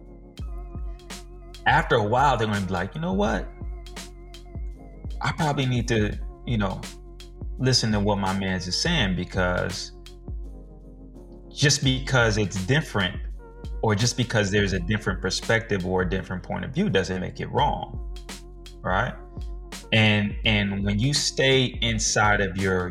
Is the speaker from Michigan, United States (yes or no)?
yes; Michigan, United States; moved away as an adult; We came down from Michigan together. We went to junior high and high school together.